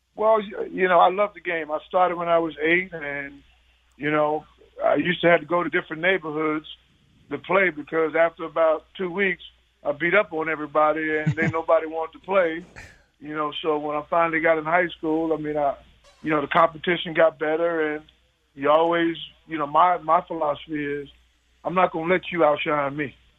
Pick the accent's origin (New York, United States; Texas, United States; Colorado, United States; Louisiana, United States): New York, United States; New York City; moved away; I'm a guy from New York City, Brooklyn